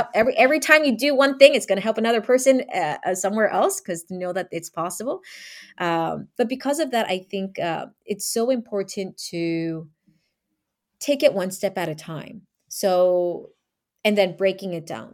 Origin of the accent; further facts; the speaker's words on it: United States; Being Asian American